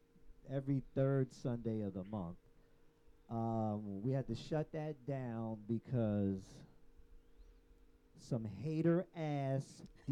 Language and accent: English; New York, United States; Plus, I'm from New York.